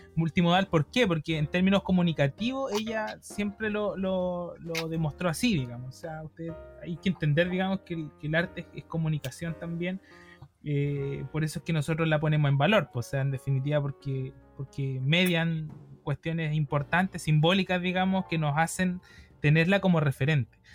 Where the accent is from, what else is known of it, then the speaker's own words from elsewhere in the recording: Chile; nosotros tenemos la noción de que somos chilenos